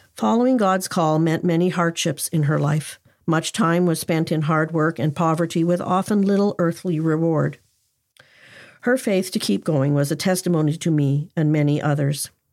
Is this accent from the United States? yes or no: no; Cornwall, Ontario, Canada; Cornwall, Ontario, Canada, my hometown.